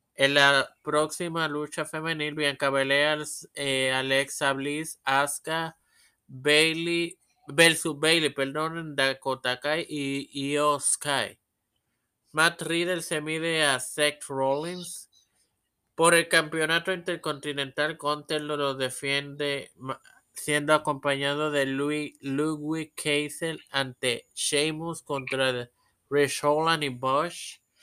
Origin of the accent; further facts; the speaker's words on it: Trujillo Alto, Puerto Rico; yo soy de Trujillo Alto.